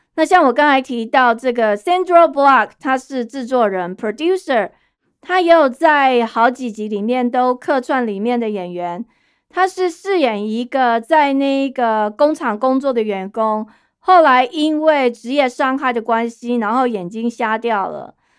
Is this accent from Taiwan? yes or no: yes; Taiwan; moved away as an adult; also born or lived in United States; 我们台湾人 就也不太习惯拥抱的方式